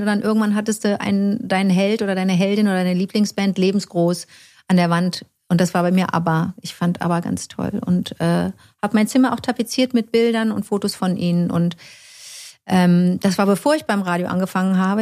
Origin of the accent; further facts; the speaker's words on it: Cologne, North Rhine-Westphalia, Germany; hier in meiner Heimatstadt